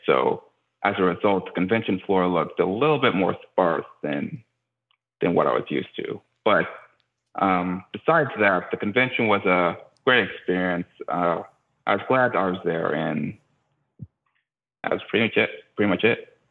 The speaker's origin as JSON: {"language": "English", "town": "Houston", "region": "Texas", "country": "United States", "tie": "born or raised there", "said": "a Houston native, so representing my hometown"}